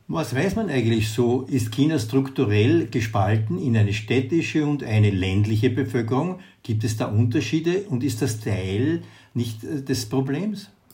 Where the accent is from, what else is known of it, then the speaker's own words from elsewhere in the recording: Austria; bei uns in Österreich